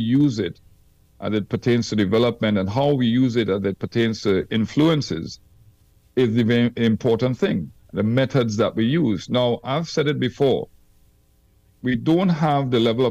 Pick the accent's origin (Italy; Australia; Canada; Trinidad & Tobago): Trinidad & Tobago; I came from Trinidad where the wickets were slow and patchy